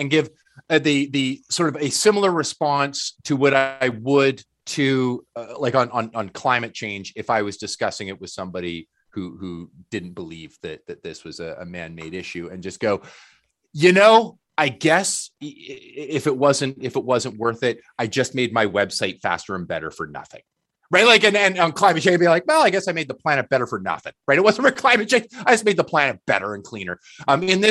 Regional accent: Canada; As a Canadian

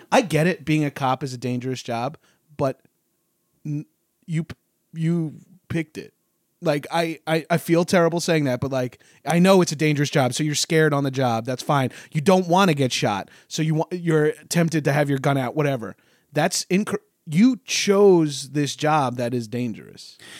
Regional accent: Long Island, New York, United States; I grew up in Long Island, just outside of New York.

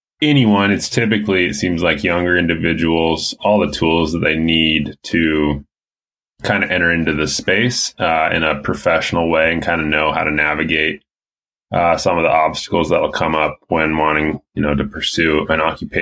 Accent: Coeur d'Alene, Idaho, United States; moved away as an adult; also born or lived in Bozeman, Montana; now in Montana, United States; I grew up in North Idaho, the Coeur d'Alene, Post Falls

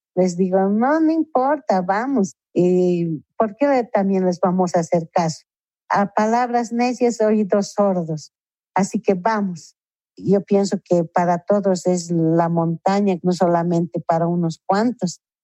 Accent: La Paz, Bolivia; somos la mujer boliviana, La chola paseña

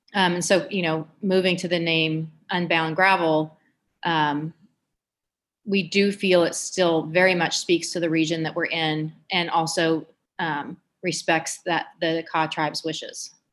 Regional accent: Emporia, Kansas, United States; my hometown of Emporia, Kansas

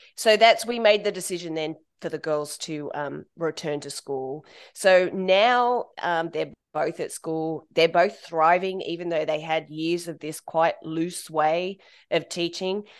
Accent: Australia; moved away as an adult; also born or lived in United Kingdom / Ireland / Bangkok; being Australian, we're part of the British Commonwealth

